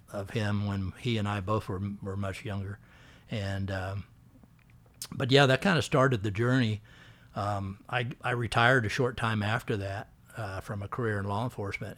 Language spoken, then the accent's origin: English; Missouri, United States; moved away; I grew up in Missouri